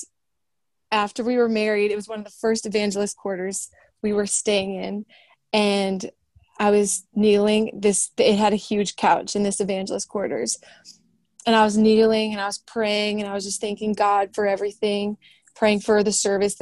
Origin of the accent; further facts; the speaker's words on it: Minnesota, United States; moved away; also born or lived in Indiana; I'm from Minnesota